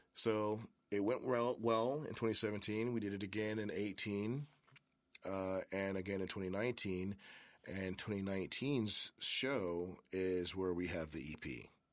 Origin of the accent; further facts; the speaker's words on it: Memphis, Tennessee, United States; also born or lived in Germantown, Tennessee; born and raised in Memphis. I was born in Baptist Hospital